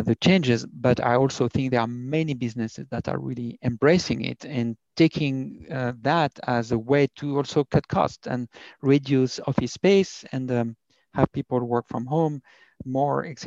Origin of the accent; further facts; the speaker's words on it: France; accent: thick French; English is a second language; moved away as an adult; also born or lived in United States; now in Berlin, Germany; I have a very thick French accent